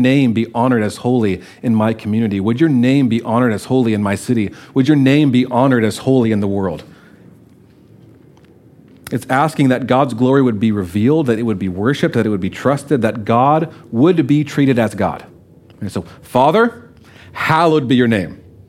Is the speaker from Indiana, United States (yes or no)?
no; Louisiana, United States; I was coming from Louisiana. We heard a train every once in a while. Well, we were 2 hours from the airport. A lot of people in our town had never been on a plane.